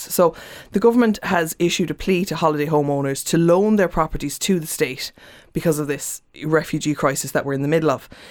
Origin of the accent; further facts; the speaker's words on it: Cork, Munster, Ireland; moved away; I was in Cork and I'm from Cork